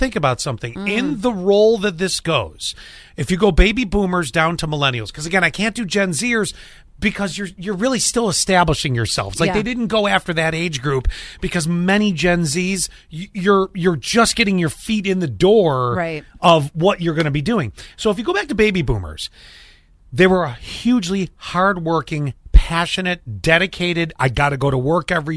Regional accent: Buffalo, New York, United States; moved away; Buffalo, which is my hometown

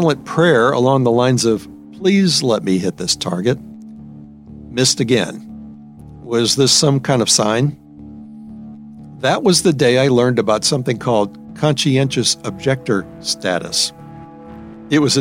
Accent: New Orleans, Louisiana, United States; moved away as an adult; also born or lived in San Antonio; my hometown, New Orleans

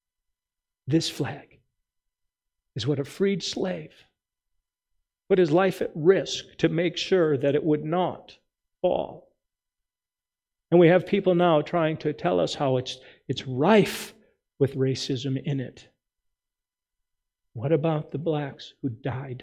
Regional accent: United States; as an American

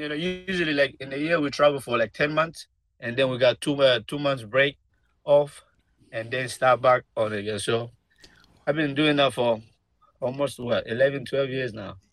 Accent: Guinea; now in United States; I'm from Guinea

